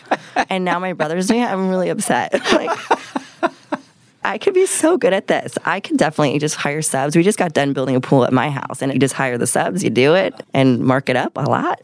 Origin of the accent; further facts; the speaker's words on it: Encinitas, California, United States; now in Temecula, United States; I grew up in Encinitas, California